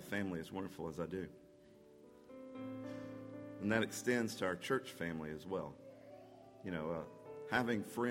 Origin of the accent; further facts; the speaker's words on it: Anniston, Alabama, United States; moved away as an adult; now in Georgia, United States; I grew up in Alabama, over in Anniston